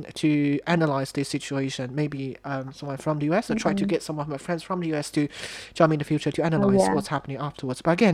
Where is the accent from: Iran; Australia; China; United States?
China; moved away; I'm from China.